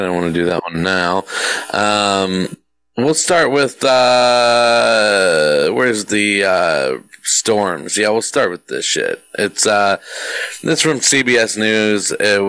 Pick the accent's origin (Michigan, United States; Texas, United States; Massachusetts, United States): Texas, United States; North; moved away; I don't believe that my hometown was hit by this tornado, but it was North Texas, so it couldn't have been far.